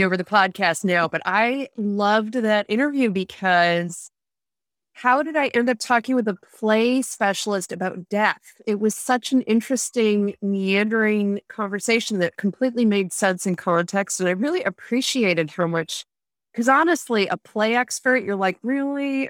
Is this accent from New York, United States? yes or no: yes; Rochester, New York, United States; born or raised there; moved away as an adult; also born or lived in Vienna / Munich